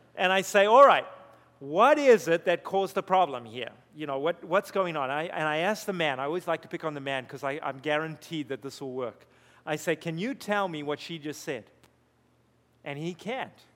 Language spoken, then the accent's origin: English; Zimbabwe; moved away; I grew up in Zimbabwe, we had two servants